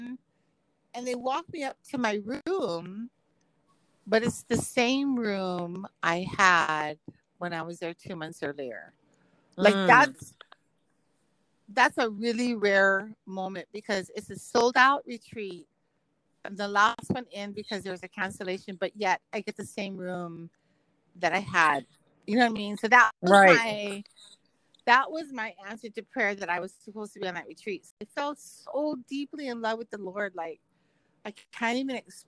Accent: Kailua, Hawaii, United States; I was raised in Hawaii, like Kailua

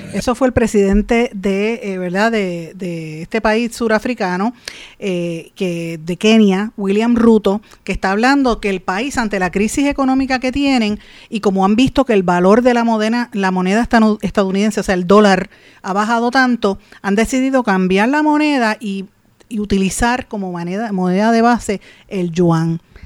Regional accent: Puerto Rico; nosotros como colonia puertorriqueña

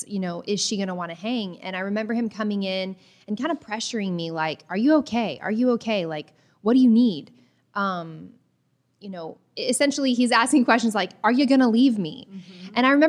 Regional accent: the South, United States; So I grew up in the South, mm-hmm. and, you know, rules and protocols are very important in my family.

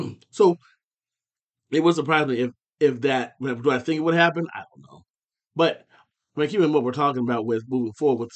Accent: Findlay, Ohio, United States; my hometown of Findlay

